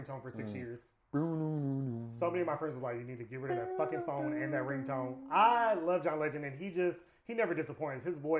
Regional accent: the South, United States; I'm a nigga from down south.

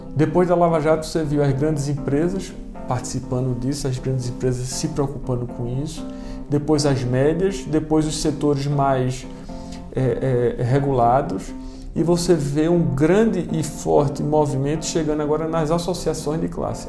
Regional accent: Pernambuco, Brazil; moved away as an adult; now in Brasília, Brazil; eu, eu sou pernambucano, estou aqui desde 2015

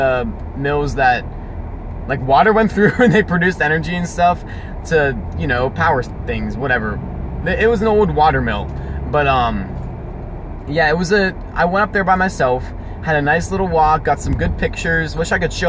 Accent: Pittsburgh, Pennsylvania, United States; We're from Pittsburgh

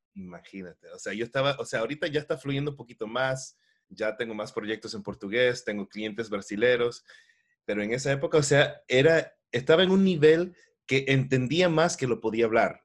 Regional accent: Miami, Florida, United States; Nací nací me crié aquí en Miami, en los Estados Unidos, pero de familia ecuatoriana

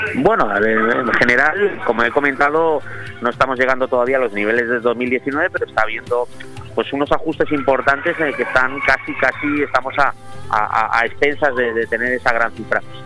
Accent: Spain; somos españoles

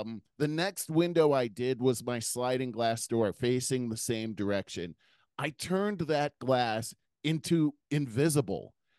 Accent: United States; as an American

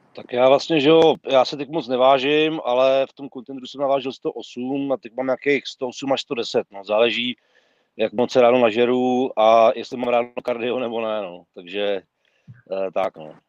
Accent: Prague, Czechia; jsem jakoby Pražák

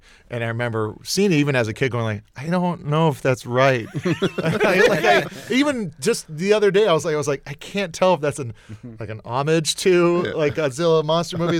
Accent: Hawaii, United States; I grew up in Hawaii

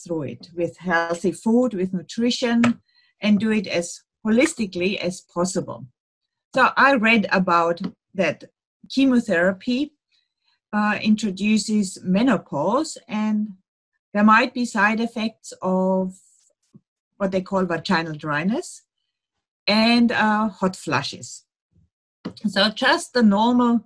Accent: Munich, Bavaria, Germany; English is a second language; moved away as an adult; now in Melbourne, Australia; I'm from Munich, Germany. And about 30 years ago, I came here with my Australian husband and living in Melbourne since that time

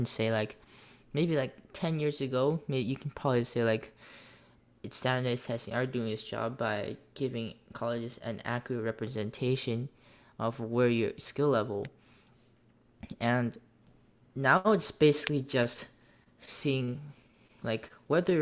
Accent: United States; I have been born and raised in the United States

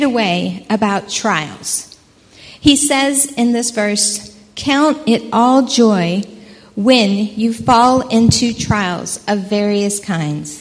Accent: United States; moved away as an adult; now in Port Edward, South Africa; we are originally from America

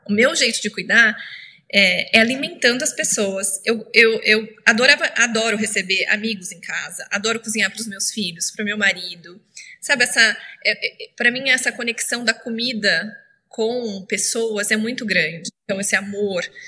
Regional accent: Itapeva, São Paulo, Brazil; moved away as an adult; now in San Francisco, United States; Eu cresci ajudando minha mãe a fazer chocolate lá na minha cidade, Tapeva

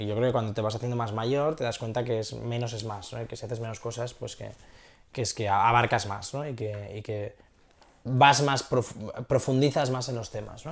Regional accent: Castellón de la Plana, Valencian Community, Spain; moved away as an adult; now in San Francisco, United States; soy un tío de Castellón

